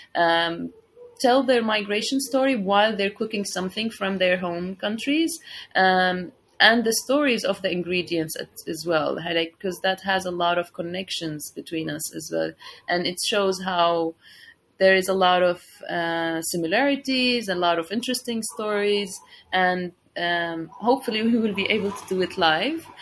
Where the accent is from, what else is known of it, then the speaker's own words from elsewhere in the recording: Syria; moved away as an adult; now in Istanbul, Turkey; I'm originally from Syria and I'm living here in Istanbul for the last six years